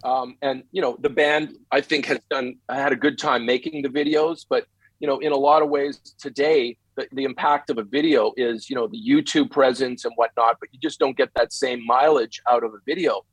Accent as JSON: {"language": "English", "town": "Winnipeg", "region": "Manitoba", "country": "Canada", "tie": "born or raised there", "also_born_or_lived": "Los Angeles, United States", "moved": "as an adult", "lives_now": "Las Vegas, United States", "said": "Winnipeg, Winnipeg, Canada, my hometown"}